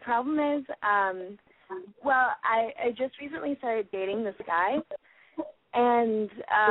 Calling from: New Jersey, United States; I'm from New Jersey, and I'm 18.

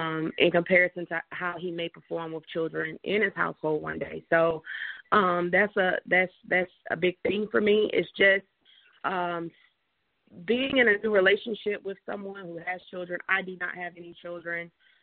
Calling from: Atlanta, Georgia, United States; area code, area, I'm calling from Atlanta.

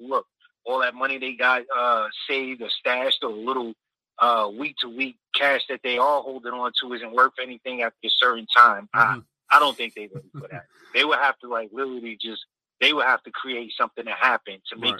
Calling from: New York, United States; This is … from NY.

